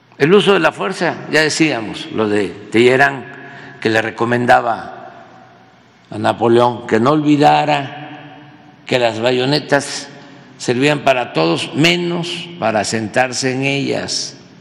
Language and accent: Spanish; Tabasco, Mexico; tabasqueña, del habla de mi pueblo